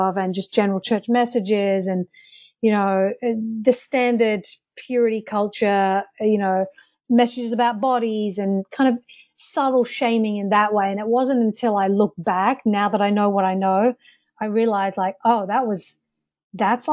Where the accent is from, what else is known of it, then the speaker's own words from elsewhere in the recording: Australia; moved away as an adult; also born or lived in England; now in United States; So I was born in England and did most of my growing up in Australia. My family and I migrated over there when I was really young, and I only moved to the United States in 2008